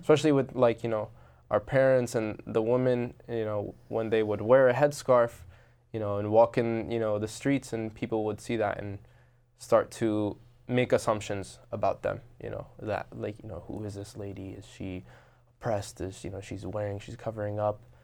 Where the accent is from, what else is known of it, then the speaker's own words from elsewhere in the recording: Robbinsville, New Jersey, United States; I grew up in Robbinsville, New Jersey.